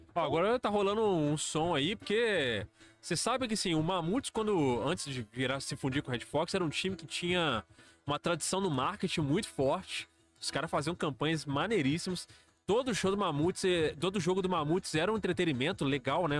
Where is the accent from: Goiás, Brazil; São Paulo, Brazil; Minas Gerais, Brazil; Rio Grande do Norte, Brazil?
Minas Gerais, Brazil; Juiz de Fora